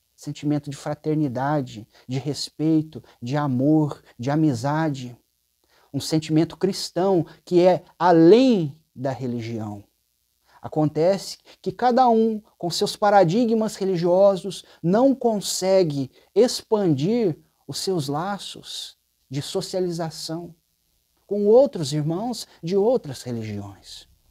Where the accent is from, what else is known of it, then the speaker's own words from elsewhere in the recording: Uberaba, Minas Gerais, Brazil; also born or lived in São Paulo state; Eu sou de Uberaba